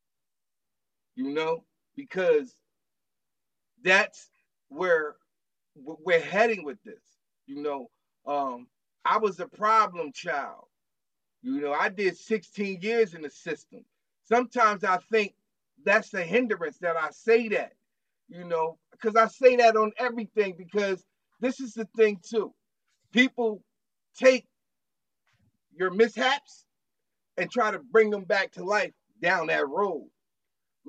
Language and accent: English; Parkside Projects, New Jersey, United States; I was from Parkside Projects